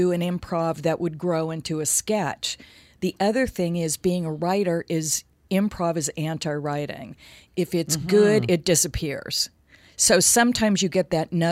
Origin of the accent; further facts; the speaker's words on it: Los Angeles, California, United States; I grew up in L.A.